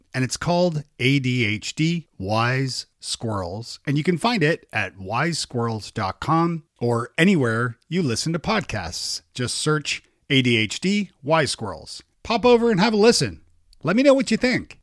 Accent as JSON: {"language": "English", "town": "Toronto", "region": "Ontario", "country": "Canada", "moved": "as an adult", "lives_now": "Nashville, United States", "said": "I'm from Toronto"}